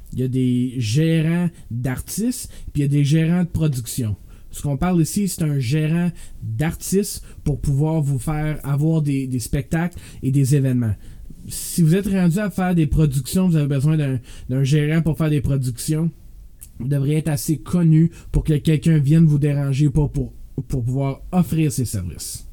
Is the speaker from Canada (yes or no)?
yes; Canada; moved away; Moi, je viens d'Ottawa-Gatineau. Quand je suis déménagé ici